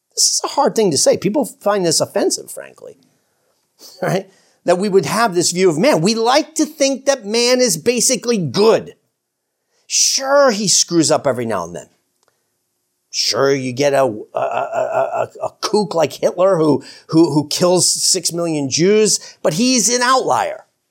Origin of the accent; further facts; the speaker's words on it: New York, United States; I'm an American, for crying out loud, and I'm a New Yorker